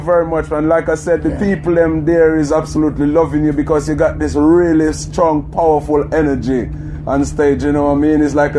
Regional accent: Jamaica; now in United Kingdom; I'm from Jamaica myself, but been living in the UK for a while now

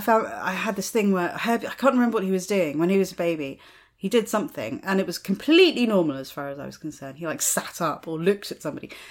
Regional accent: United States; moved away; I grew up in America

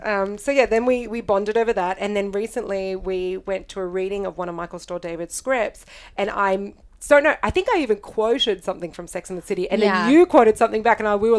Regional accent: Australia; moved away

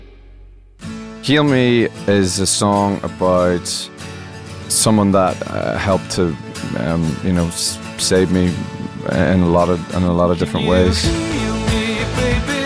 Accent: Northern Ireland, United Kingdom; I grew up in Northern Ireland

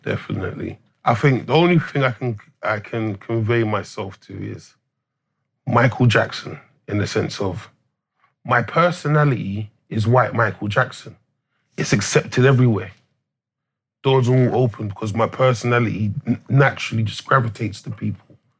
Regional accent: London, United Kingdom; I'm English. Like, my parents yeah. come from Jamaican descent, but I was fortunate and blessed to be born in St. Thomas's Hospital

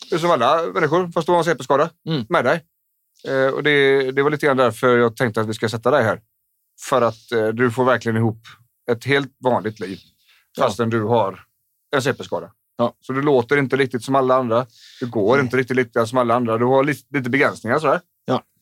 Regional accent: Småland, Sweden; Förutom att jag är smålänning.

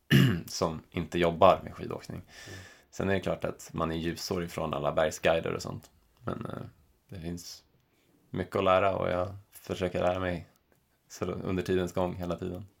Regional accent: Stockholm, Stockholm County, Sweden; moved away as an adult; also born or lived in Täby / Bali; now in Chamonix, France; hemma i Stockholm

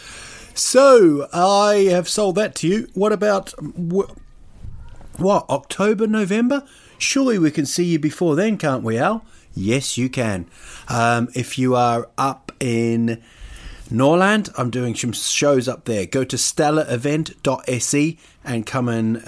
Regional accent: Rotorua, Bay of Plenty, New Zealand; born or raised there; now in Sweden

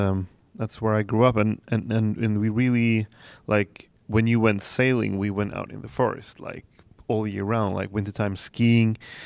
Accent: Dalarna County, Sweden; English is a second language; Well, I come from the Swedish countryside, and it's really puts us like in the middle of Sweden, more or less, like southern part, kind of.

